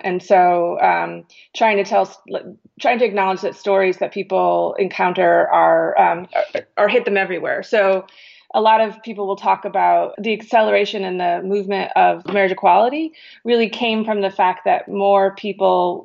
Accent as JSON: {"language": "English", "region": "Connecticut", "country": "United States", "tie": "born or raised there", "said": "I grew up in Connecticut"}